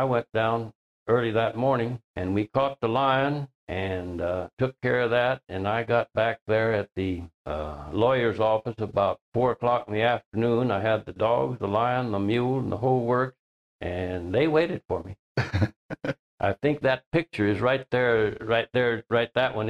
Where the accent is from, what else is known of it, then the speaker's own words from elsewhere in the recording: Nogales, Arizona, United States; also born or lived in Pennsylvania / Tucson, Arizona; now in Glenwood, United States; Well, I was born in somewhere in Pennsylvania, and I wound up in Nogales, Arizona when I was about 3 years old. I went to school in Nogales and in Tucson.